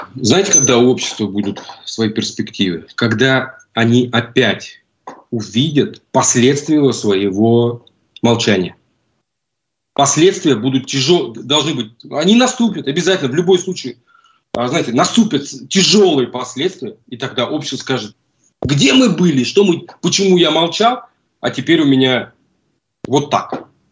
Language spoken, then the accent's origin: Russian; Russia; moved away as an adult; now in Buenos Aires, Argentina; Из России